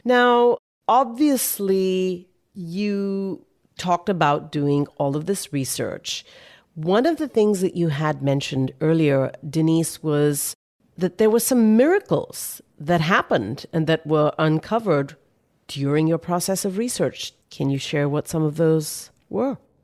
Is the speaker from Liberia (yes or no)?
no; India; I grew up studying that in Indian history books as a child in India